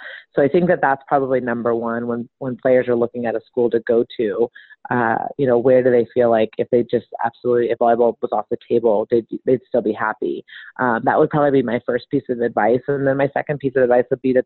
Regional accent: Sonoma County, Northern California, United States; moved away as an adult; also born or lived in Miami / the South; I grew up in Sonoma County

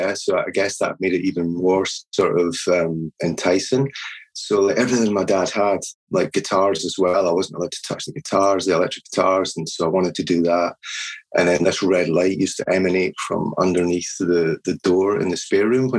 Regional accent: Edinburgh, Scotland, United Kingdom; I was born in Edinburgh and never really moved far away.

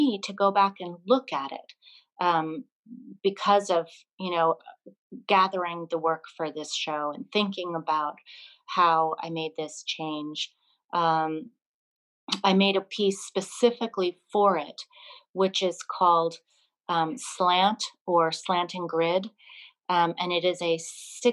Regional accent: Burlington, Vermont, United States; moved away; my hometown, Burlington, Vermont, where I grew up.

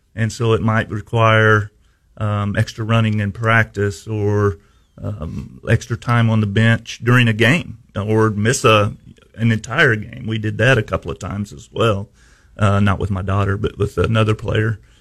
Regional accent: Houston, Missouri, United States; I was at Houston for 31 years. Um, that's my hometown. I played ball there, grew up there

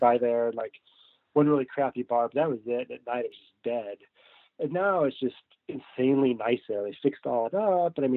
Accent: Colorado, United States; moved away as an adult; also born or lived in New York; now in Connecticut, United States; I grew up in Colorado

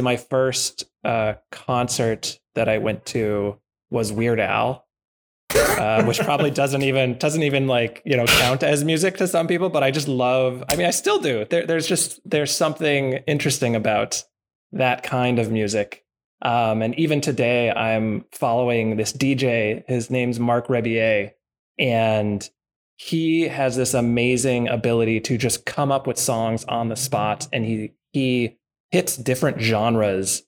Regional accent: East Bay, California, United States; I grew up in Southern California for a little while, but then mostly in the East Bay and Martinez and Danville

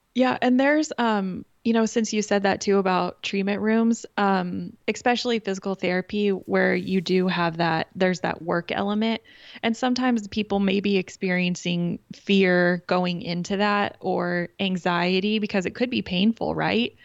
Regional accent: Kansas, United States; I'm from Kansas

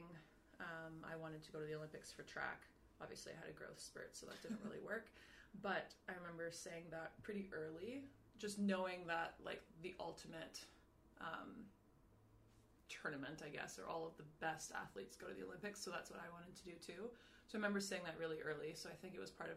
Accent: Canada; moved away as an adult; now in Paris, France; as a Canadian

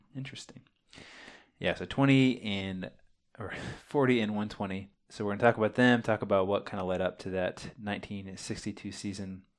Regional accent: Champaign, Illinois, United States; We are twin brothers from Champaign, Illinois.

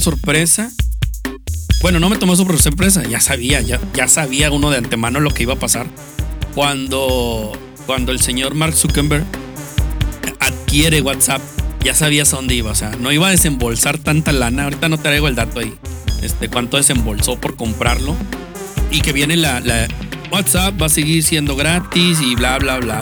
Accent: Guadalupe, Nuevo León, Mexico; also born or lived in Juárez, Nuevo León; Yo no soy de los que dice que soy de Monterrey, yo soy de Nuevo León. Orgullosamente de, pues nací en Guadalupe, pero este, resido actualmente en Juárez

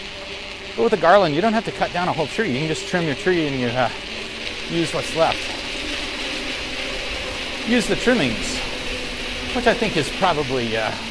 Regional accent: Central Arkansas, United States; growing up in Central Arkansas

